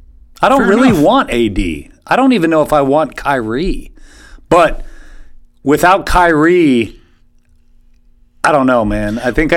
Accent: Chicago, Illinois, United States; also born or lived in Indiana; I grew up in Chicago.

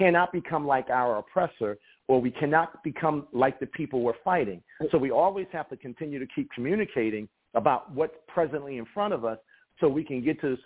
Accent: United States; I'm black American

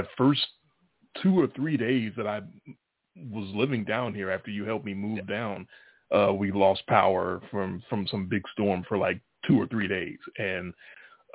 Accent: Chicago, Illinois, United States; moved away as an adult; now in Memphis, United States; 18 years that I lived in the same house growing up in Chicago

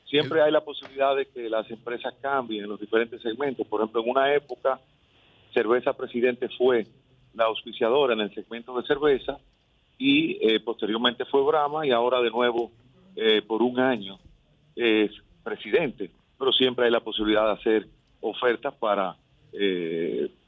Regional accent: Santiago de los Caballeros, Santiago, Dominican Republic; yo soy santiaguero

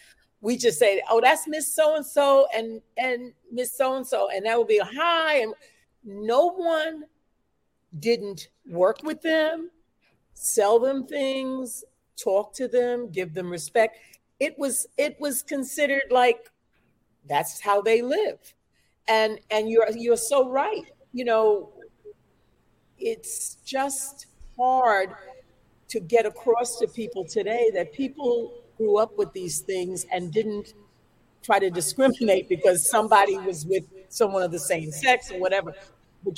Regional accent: New York City, New York, United States; I grew up in the South Bronx, I'm a Bronx girl.

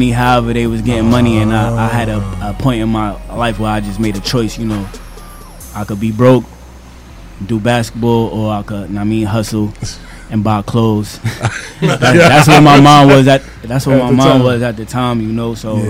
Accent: New York City, New York, United States; I'm from Queens, born and raised.

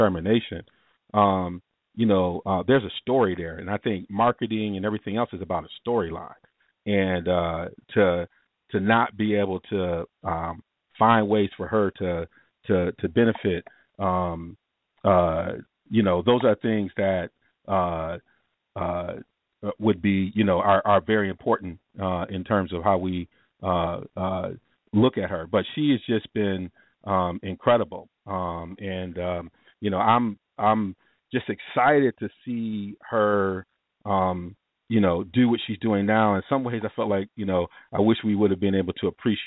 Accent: Ann Arbor, Michigan, United States; I grew up in Michigan, Ann Arbor

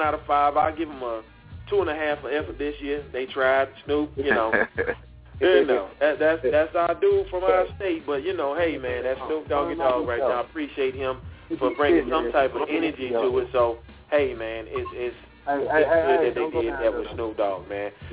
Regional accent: Mississippi, United States; moved away; I got some of my family from my home state

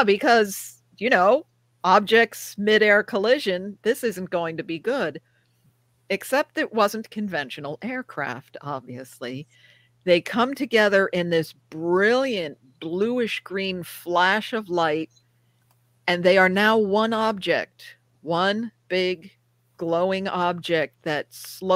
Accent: Rockland County, New York, United States; I grew up in Rockland County, New York, small county

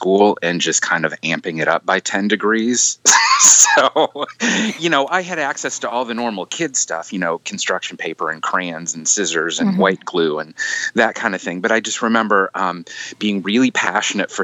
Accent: Michigan, United States; I grew up in Michigan.

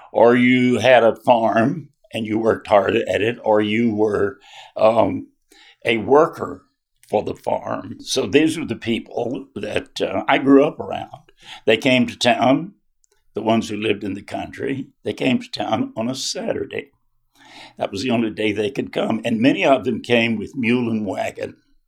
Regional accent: Baxley, Georgia, United States; moved away; also born or lived in Florida; I'm originally from Baxley, Georgia. That's in Appling County, and that is the same county where Foster Sellers grew up.

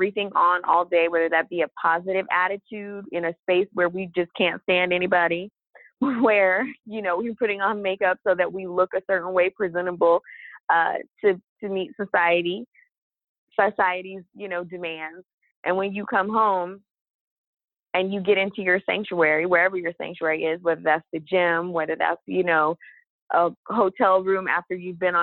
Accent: Texas, United States; I grew up in Texas during the 90s

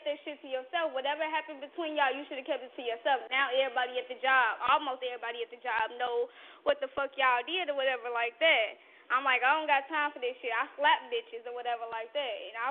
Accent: Gary, Indiana, United States; I'm from Gary

